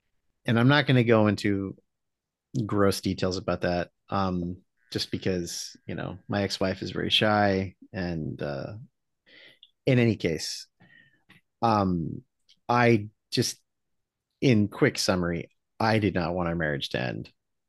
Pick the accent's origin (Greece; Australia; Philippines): Philippines; We had my wife Amanda and I grew up in the Philippines together, and so we had a full lechon.